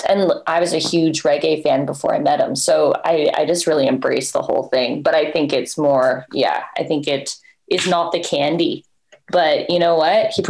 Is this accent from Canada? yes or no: yes; Canada; And I think because I'm Canadian, they think it could be like French.